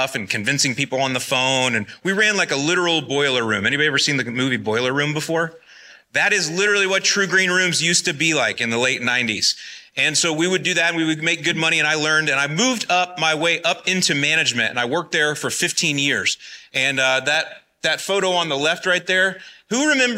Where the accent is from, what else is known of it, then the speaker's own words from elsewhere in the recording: Florida, United States; moved away as an adult; also born or lived in Northwest Indiana; I'm originally from Florida, born and raised